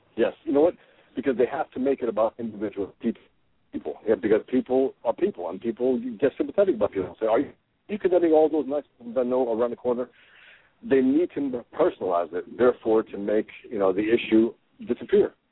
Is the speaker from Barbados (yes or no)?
no; United States